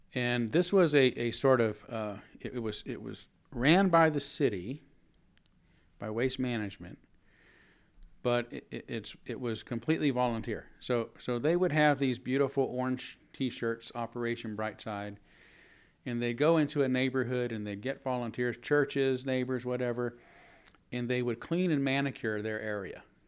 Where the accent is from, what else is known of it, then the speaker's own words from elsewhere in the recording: San Francisco, California, United States; also born or lived in Louisville, Kentucky; now in Spokane, United States; I was born in San Francisco, I grew up in the Bay Area